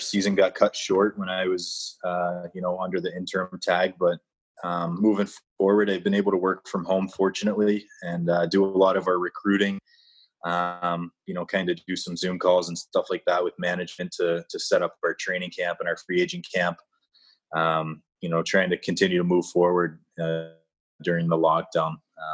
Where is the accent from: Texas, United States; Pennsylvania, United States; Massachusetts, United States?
Pennsylvania, United States; Johnstown; now in Ohio, United States; I grew up in Johnstown, Pennsylvania.